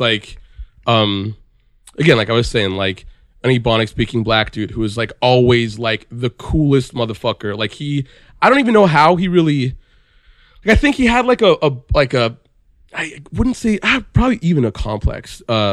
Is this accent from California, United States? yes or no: yes; Beverly Hills, California, United States; I grew up in Beverly Hills